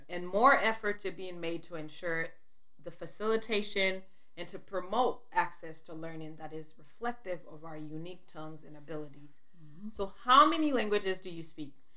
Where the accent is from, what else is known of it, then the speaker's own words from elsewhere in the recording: Sierra Leone; also born or lived in Liberia; I was born in Liberia, and when I was two years old, we moved back to Sierra Leone